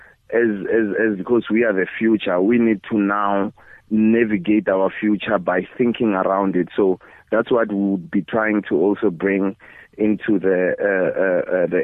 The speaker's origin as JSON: {"language": "English", "town": "Bushbuckridge", "region": "Mpumalanga", "country": "South Africa", "tie": "born or raised there", "said": "I was born in Bush Park Ridge, which is really, you know, neighboring with Kruger National Park"}